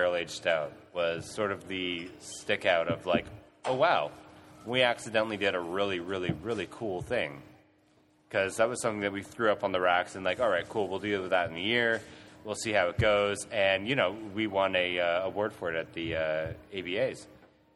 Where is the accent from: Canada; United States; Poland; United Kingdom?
Canada; now in Australia; I'm from Canada